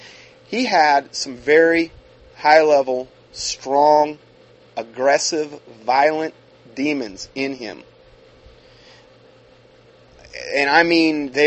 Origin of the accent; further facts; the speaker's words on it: Ohio, United States; I grew up in Ohio